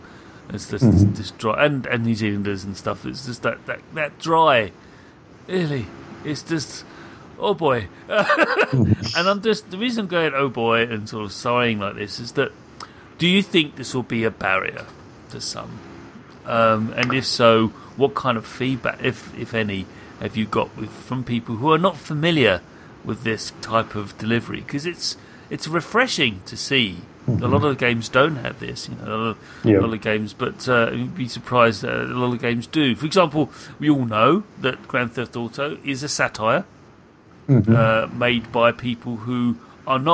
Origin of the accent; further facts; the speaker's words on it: United Kingdom; as a British person